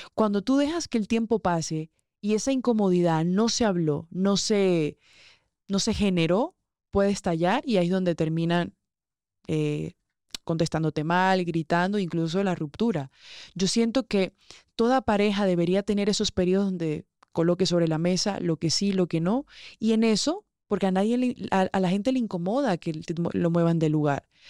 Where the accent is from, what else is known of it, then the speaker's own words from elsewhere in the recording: Barranquilla, Atlántico, Colombia; moved away as an adult; de donde yo vengo, los que me conocen de Barranquilla, saben que allá hay fiesta viernes, sábado y domingo